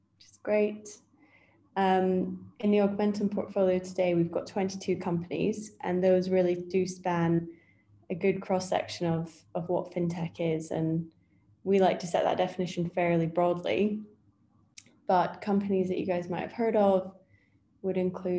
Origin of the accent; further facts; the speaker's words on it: Scotland, United Kingdom; moved away as an adult; also born or lived in Edinburgh / Berlin, Germany; now in London, United Kingdom; I grew up in Scotland